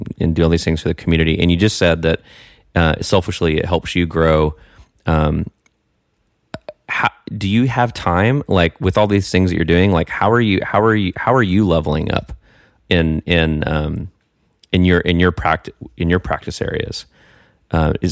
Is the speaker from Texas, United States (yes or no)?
yes; Texas, United States; also born or lived in New York City; now in Austin, United States; I'm originally from Texas